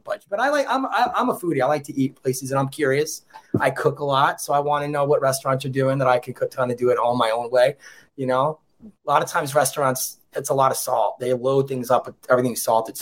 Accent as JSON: {"language": "English", "town": "Monroe", "region": "New York", "country": "United States", "tie": "born or raised there", "said": "he hasn't been to my hometown. I'm from Monroe, New York"}